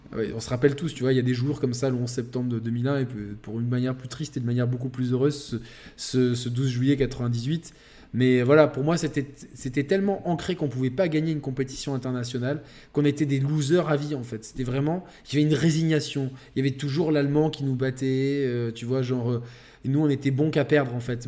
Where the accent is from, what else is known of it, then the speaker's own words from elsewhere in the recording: France; nous déjà en tant que Français